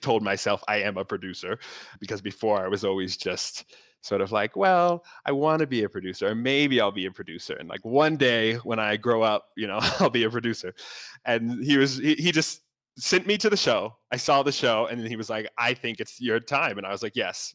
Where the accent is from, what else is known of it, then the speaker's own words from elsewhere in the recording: Northern Virginia, United States; now in New York, United States; I grew up in Northern Virginia, really close to Washington, D.C.